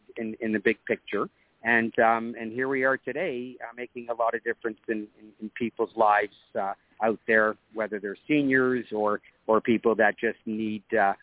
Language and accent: English; Toronto, Ontario, Canada; So I'm born and raised in Toronto, Canada. Middle-class family